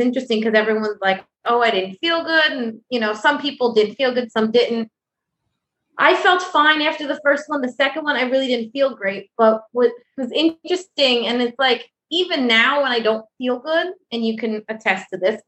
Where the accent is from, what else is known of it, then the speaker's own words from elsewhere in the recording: Westchester, New York, United States; now in White Plains, United States; I'm originally from Westchester